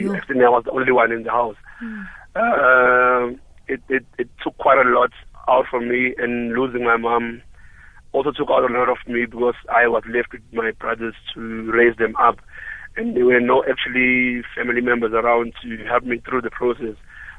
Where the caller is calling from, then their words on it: Durban, KwaZulu-Natal, South Africa; I'm calling from Durban.